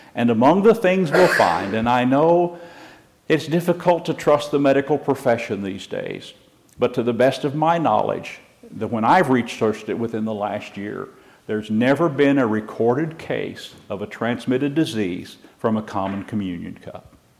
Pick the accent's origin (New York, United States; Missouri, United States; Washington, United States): Missouri, United States; moved away; also born or lived in California; I lived 40 years in California, born and raised in Missouri